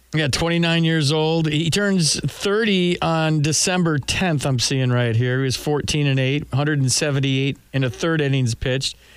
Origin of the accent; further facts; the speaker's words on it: Sacramento, California, United States; we're both from Sacramento